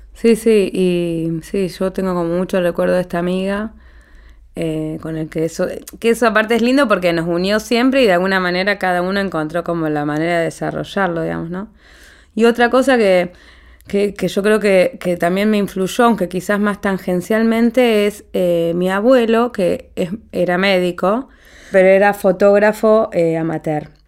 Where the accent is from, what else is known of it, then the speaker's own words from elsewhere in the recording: Paraná, Entre Ríos, Argentina; Cuando yo era adolescente, en Paraná, ciudad, mi ciudad natal